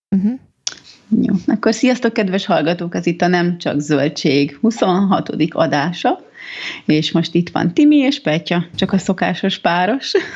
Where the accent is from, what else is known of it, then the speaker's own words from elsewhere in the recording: Budapest, Hungary; ez a környék, én itt nőttem fel, most olyanok járnak az edzőterembe, akik egy gyerekkorom óta ismerek